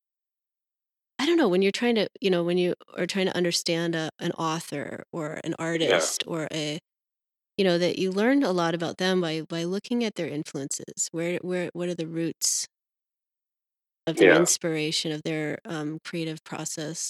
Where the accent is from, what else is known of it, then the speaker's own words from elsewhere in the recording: Maine, United States; also born or lived in Berkeley, California; now in Nevada City, United States; I'm from Maine